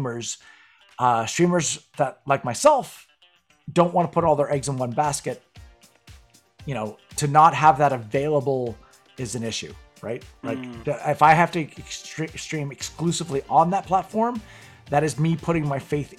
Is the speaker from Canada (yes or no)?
yes; Canada; I'm Canadian.